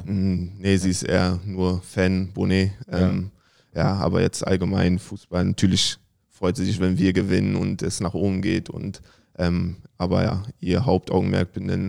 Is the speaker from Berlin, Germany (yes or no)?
yes; Berlin, Germany; Im Südosten, also Klinike bin ich aufgewachsen. Meine Frau ähm, im Nebenort war Rudo Buko.